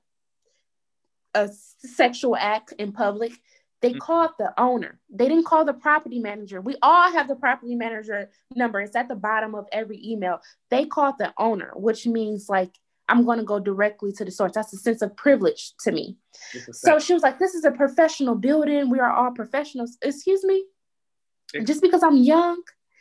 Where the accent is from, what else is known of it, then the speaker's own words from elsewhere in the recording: Detroit, Michigan, United States; I am from Detroit, Michigan. I always stayed in Detroit